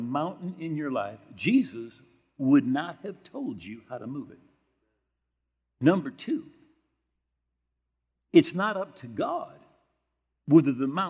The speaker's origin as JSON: {"language": "English", "town": "Grand Rapids", "region": "Michigan", "country": "United States", "tie": "born or raised there", "said": "I was brought up here in Grand Rapids area. Right? We have 3 major denominations that all had their headquarters there."}